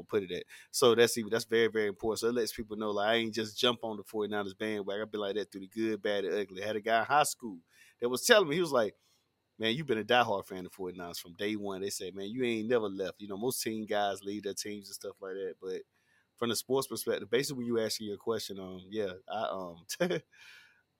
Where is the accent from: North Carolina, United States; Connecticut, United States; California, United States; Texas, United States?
North Carolina, United States; Tarboro; I've been born and raised in Tarboro, North Carolina